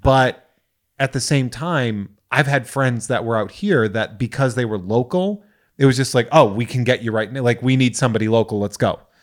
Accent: Massachusetts, United States; now in California, United States; we're from Massachusetts

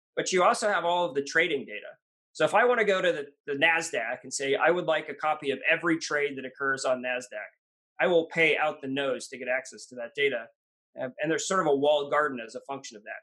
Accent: Washington, United States; also born or lived in New York; I'm, a Washingtonian, grew up here, uh, born in New York, but grew up in Washington

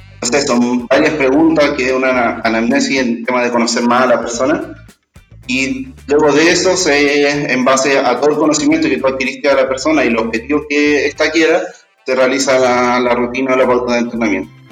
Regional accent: Chile; como chilenos, como sociedad

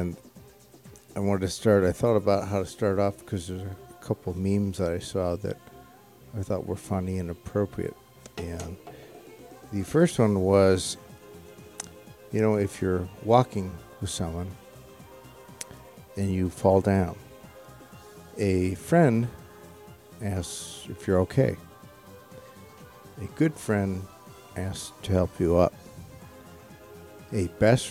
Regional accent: Bay Village, Ohio, United States; I was from Bay Village

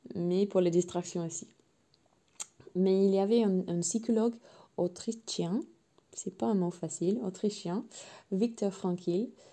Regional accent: England, United Kingdom; French is a second language; je suis anglaise à la base évidemment

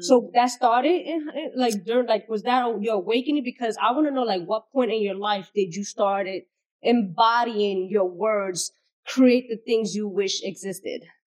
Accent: New York City, New York, United States; being Bronx native

